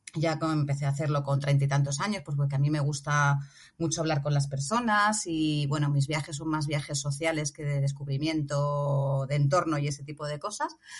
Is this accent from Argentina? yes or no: no; Móstoles, Community of Madrid, Spain; moved away as an adult; now in Senegal; una ciudad como Móstoles, que es de donde yo soy.